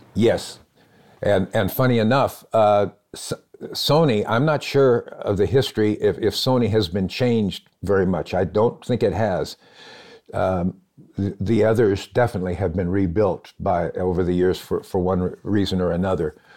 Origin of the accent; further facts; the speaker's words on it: Phoenix, Arizona, United States; also born or lived in Los Angeles; now in Nashville, United States; I'm from Phoenix and I love it there